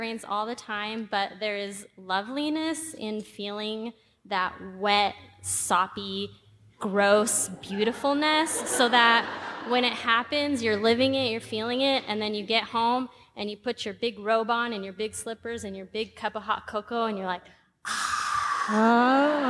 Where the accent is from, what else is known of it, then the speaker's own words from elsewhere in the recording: Seattle, Washington, United States; I'm from Seattle, and my happiness hack is something that a lot of Seattleites